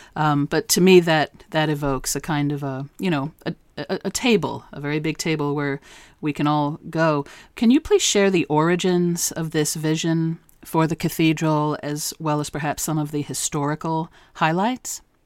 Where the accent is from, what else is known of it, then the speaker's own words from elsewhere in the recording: New York, United States; moved away as an adult; also born or lived in Maine; I'm from New York, mm-hmm. and my husband and I and our firstborn daughter um, actually moved up to Maine